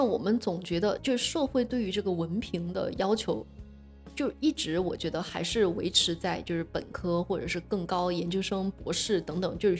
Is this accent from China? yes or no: yes; China; 对，就是造成了，由于我们中国人多，呃，这种高考就变得特别的内卷。